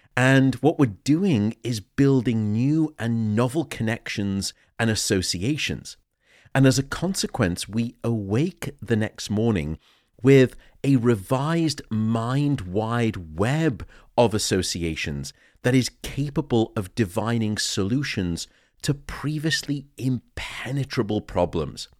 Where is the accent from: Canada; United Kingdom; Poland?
United Kingdom; Liverpool, North West England; born and raised in Liverpool